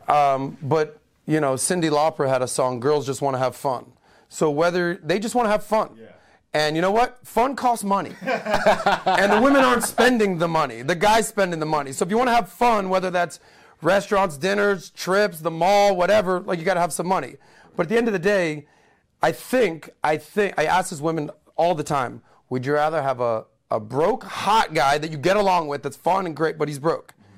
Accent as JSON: {"language": "English", "town": "Miami", "region": "Florida", "country": "United States", "tie": "born or raised there", "also_born_or_lived": "Denver", "said": "I'm born and raised in Miami"}